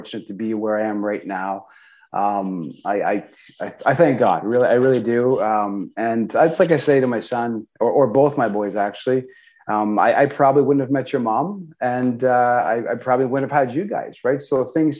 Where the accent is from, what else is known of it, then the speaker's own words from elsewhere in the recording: South Shore of Montreal, Quebec, Canada; So I was born and raised on the South Shore of Montreal, so in Eastern Townships in Canada.